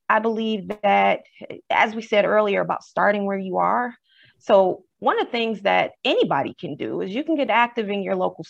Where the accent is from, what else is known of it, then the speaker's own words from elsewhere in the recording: the South, United States; I'm from the South originally, my family.